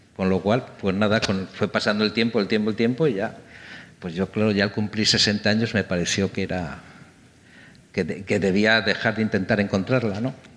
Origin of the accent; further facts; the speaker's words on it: Santander, Cantabria, Spain; also born or lived in London; now in Madrid, Spain; yo soy de Santander, nací en Santander